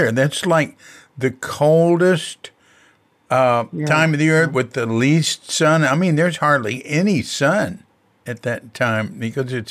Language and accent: English; New York, United States; moved away as an adult; also born or lived in Berkeley, California; I was born in Brooklyn.